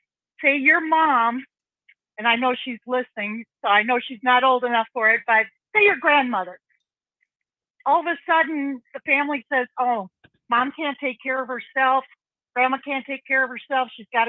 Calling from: Wisconsin, United States; I'm calling from Wisconsin.

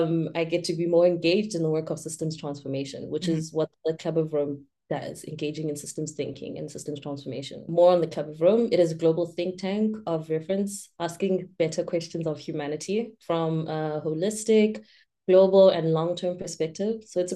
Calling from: Cape Town, Western Cape, South Africa; I'm joining you from Cape Town, South Africa.

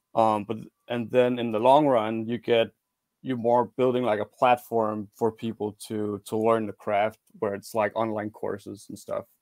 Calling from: Denmark; I'm calling from Denmark

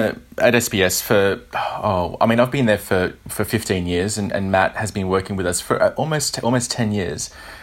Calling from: Sydney, New South Wales, Australia; So I'm calling from Sydney, Australia.

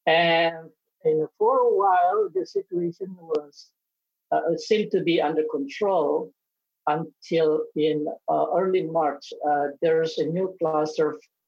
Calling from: Singapore; I'm calling from Singapore, more specifically from NTU campus where I live with my family.

